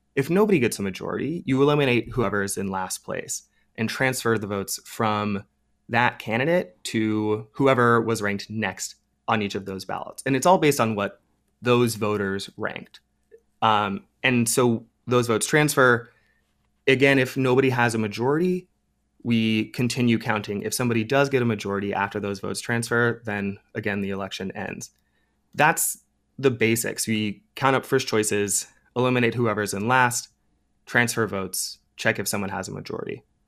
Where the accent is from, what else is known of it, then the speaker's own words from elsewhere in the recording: Ohio, United States; my home state of Ohio